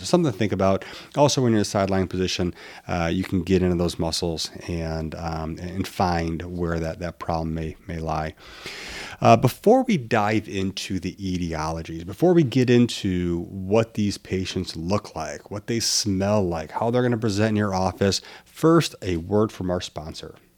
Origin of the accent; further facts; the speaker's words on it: Midwest, United States; I'm from the Midwest